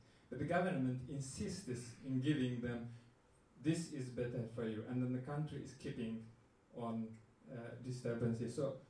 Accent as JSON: {"language": "English", "country": "Ethiopia", "moved": "yes", "said": "I am from Ethiopia."}